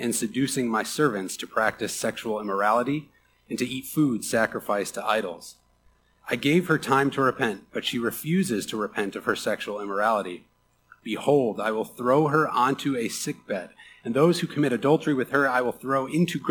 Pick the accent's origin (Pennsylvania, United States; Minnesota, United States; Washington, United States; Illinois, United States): Illinois, United States; Chicago; I am from Chicago. I reign from the Midwest. It runs deep in my blood. And as a Midwesterner, and specifically a Chicagoan